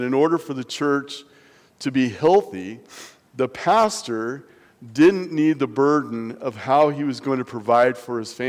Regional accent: Nebraska, United States; now in La Junta, United States; growing up in Nebraska

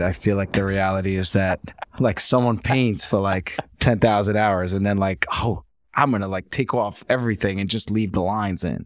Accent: New York, United States; also born or lived in Ukraine; now in Brooklyn, United States; I grew up most of my life here

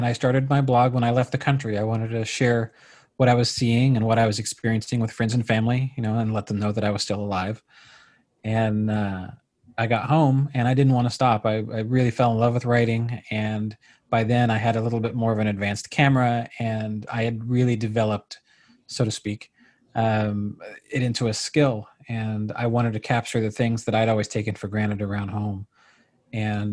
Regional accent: Tulsa, Oklahoma, United States; I grew up in Tulsa, Oklahoma

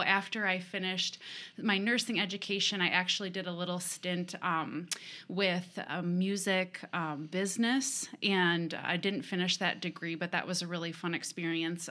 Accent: Rochester, Minnesota, United States; I was born and raised in Rochester

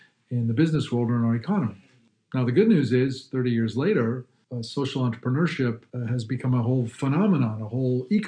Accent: Pittsburgh, Pennsylvania, United States; I was born in Pittsburgh, but spent the first couple years of my life living in Katanning, where my grandparents lived

